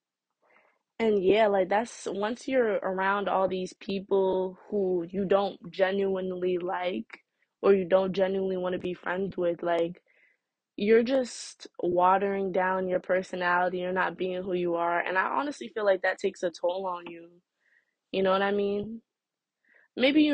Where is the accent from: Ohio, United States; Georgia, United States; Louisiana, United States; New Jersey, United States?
New Jersey, United States; I'm from Jersey. I'm in high school